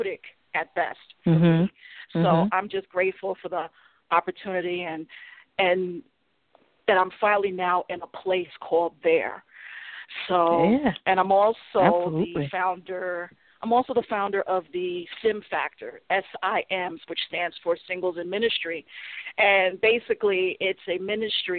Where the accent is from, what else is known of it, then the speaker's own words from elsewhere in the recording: New York City, New York, United States; now in New Haven, United States; I'm originally from Brooklyn, New York, but I currently now live in New Haven, Connecticut